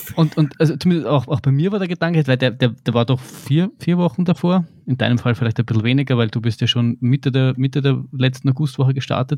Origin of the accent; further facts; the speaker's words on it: Vienna, Austria; ein Kind aus Wien Favoriten, was soll ich machen? Ich, ich bin nicht in die Berge aufgewachsen